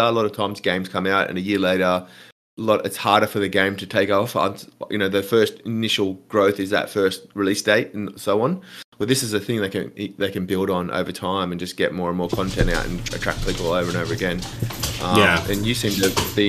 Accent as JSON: {"language": "English", "country": "Australia"}